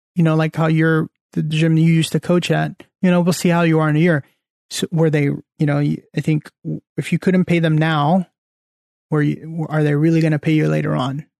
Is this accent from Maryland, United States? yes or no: no; Central Valley, California, United States; moved away; back at home or back in the Central Valley